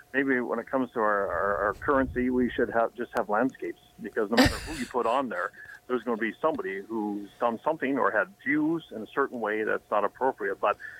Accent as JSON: {"language": "English", "country": "Canada", "said": "I'm a Canadian."}